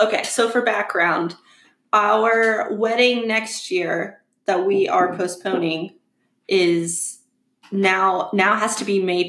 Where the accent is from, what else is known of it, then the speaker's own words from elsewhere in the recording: Pennsylvania, United States; now in Kentucky, United States; we live in Kentucky now and we were supposed to get married in Pennsylvania because we're both from Pennsylvania